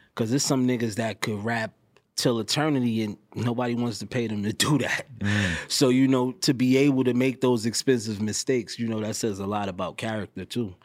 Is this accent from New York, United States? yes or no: yes; New York, United States; I'm also from New York